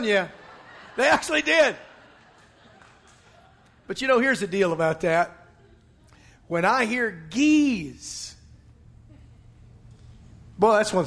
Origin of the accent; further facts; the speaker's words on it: Western Arkansas, United States; moved away; I'm from Western Arkansas. My family's still over there